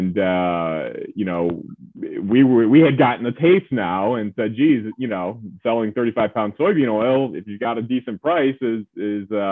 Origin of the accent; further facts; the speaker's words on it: Medina, New York, United States; moved away as an adult; also born or lived in North Carolina / West Virginia; now in New York City, United States; I grew up outside of Buffalo, New York, in a small town called Medina.